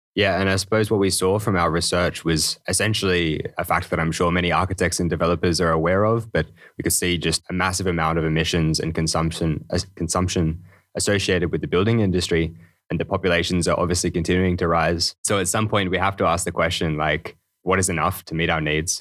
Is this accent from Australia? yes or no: yes; Australia; moved away as an adult; now in Denmark; originally from Australia. So it's a long way to be here in Denmark